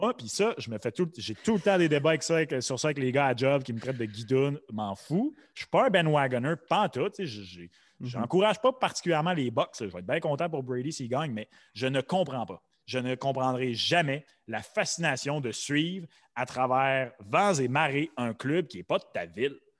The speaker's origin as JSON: {"language": "French", "region": "Quebec", "country": "Canada", "said": "nous autres, tu sais en tant qu'hommes blancs, québécois"}